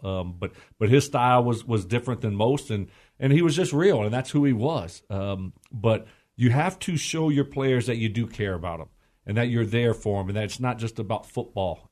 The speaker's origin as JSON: {"language": "English", "country": "United States", "tie": "born or raised there"}